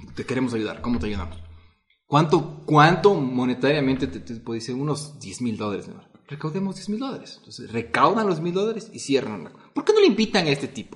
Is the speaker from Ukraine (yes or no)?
no; Ecuador; nosotros somos millennials, pero nuestro millennial es diferente porque al vivir en Ecuador, en Latinoamérica